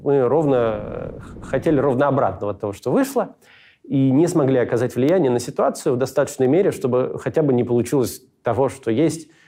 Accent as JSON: {"language": "Russian", "country": "Israel", "tie": "born or raised there", "said": "я вырос э, в Израиле"}